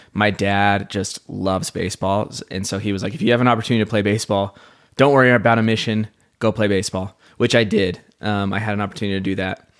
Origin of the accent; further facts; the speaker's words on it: Sandy, Utah, United States; I grew up in Sandy, Utah, so I'm very familiar with the culture and the place